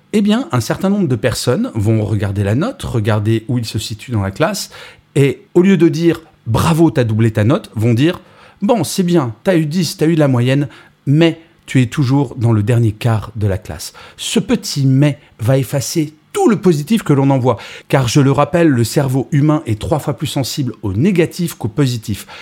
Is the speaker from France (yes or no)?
yes; France; Je suis français